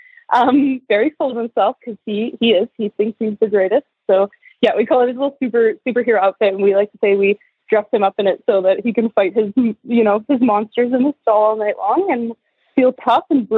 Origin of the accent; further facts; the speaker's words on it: Edmonton, Alberta, Canada; I'm from Edmonton, Alberta in Canada